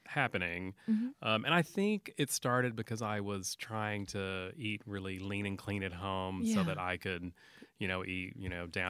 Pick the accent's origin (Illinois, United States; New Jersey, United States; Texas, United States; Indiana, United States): Texas, United States; San Angelo; also born or lived in Albany, Georgia; I grew up in West Texas.